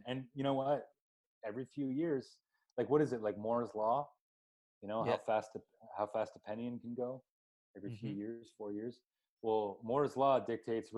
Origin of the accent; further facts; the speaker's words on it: Canada; moved away; we're planning to head back to my home country, which is a scary place to be. Canada